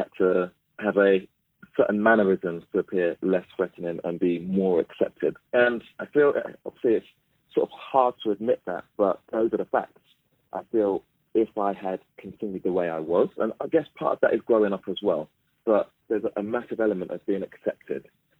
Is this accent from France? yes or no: no; Mitcham, London, United Kingdom; I celebrate the fact that I'm black. I celebrate the fact that I came from Mitcham.